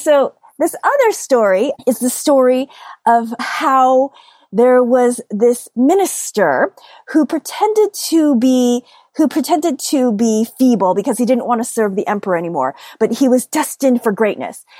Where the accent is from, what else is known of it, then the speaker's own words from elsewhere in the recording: upstate New York, United States; I grew up here in the United States and I grew up in upstate New York, which is very, very different than New York City.